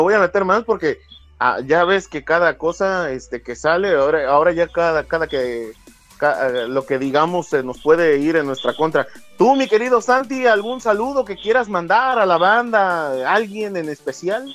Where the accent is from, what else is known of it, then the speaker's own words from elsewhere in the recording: Mexico; Y a mí como mexicano